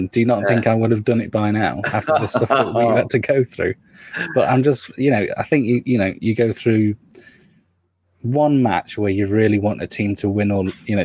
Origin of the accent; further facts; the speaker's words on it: Nottingham, East Midlands, United Kingdom; I'm from Nottingham